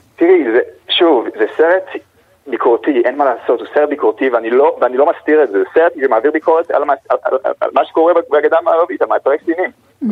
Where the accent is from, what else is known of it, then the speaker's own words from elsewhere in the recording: Israel; אני ישראלי ואני לא פלסטיני